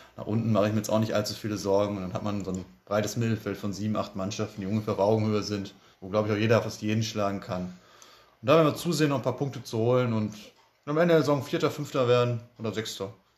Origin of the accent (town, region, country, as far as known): Bottrop, North Rhine-Westphalia, Germany; born or raised there; also born or lived in Kirchhellen / Rentfort